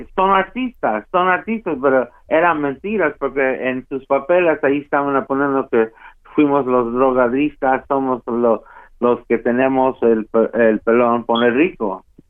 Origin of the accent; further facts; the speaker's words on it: United States; yo soy de Estados Unidos